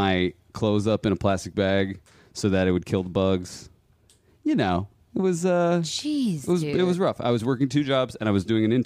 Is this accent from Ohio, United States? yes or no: yes; Cincinnati, Ohio, United States; moved away as an adult; also born or lived in Michigan / New York; a school in my hometown in Cincinnati